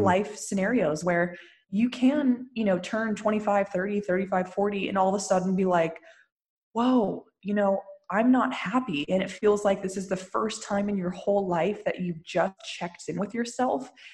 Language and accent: English; Lafayette, California, United States; moved away as an adult; now in Santa Monica, United States; I was born and raised in Lafayette